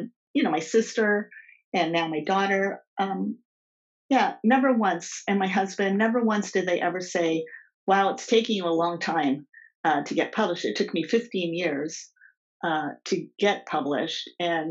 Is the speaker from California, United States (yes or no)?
yes; Los Angeles, California, United States; moved away; We grew up in Los Angeles at a time when there was a lot of diversity in school.